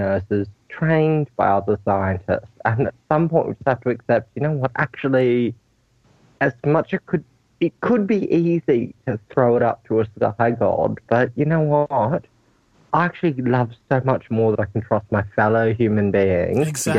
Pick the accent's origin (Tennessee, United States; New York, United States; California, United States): Tennessee, United States; Memphis; now in Texas, United States; I live in Texas, but I'm from Memphis, Tennessee. I am black. I am a man of trans experience, and I am also in the military.